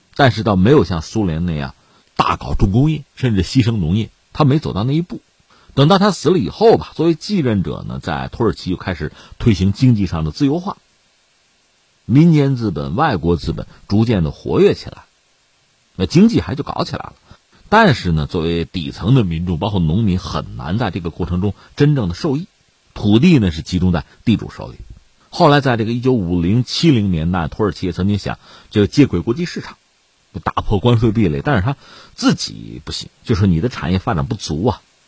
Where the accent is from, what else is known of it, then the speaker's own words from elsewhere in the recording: China; 我们中国人对这个杠杆的警惕